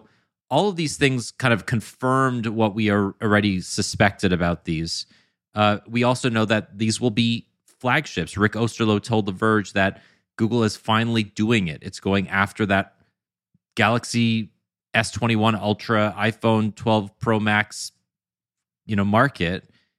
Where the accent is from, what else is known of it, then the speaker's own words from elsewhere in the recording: Canada; Yeah, I think so too. It's called being Canadian.